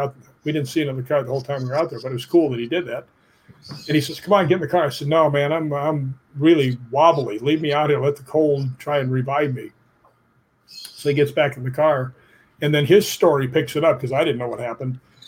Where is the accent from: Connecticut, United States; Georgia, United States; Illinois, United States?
Illinois, United States; Chicago; I grew up in Chicago. I was like, yeah, this feels great. I'm so used to California.